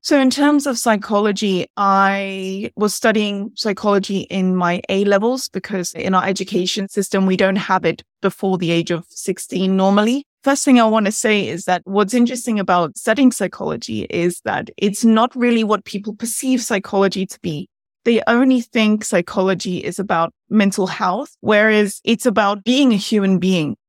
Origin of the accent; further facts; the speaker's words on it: England, United Kingdom; I'm from England myself